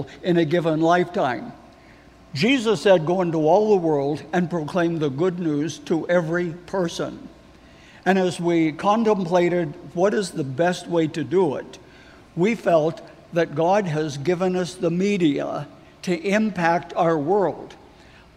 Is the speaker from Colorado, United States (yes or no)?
yes; Denver, Colorado, United States; I grew up here in Denver. I am a Denver boy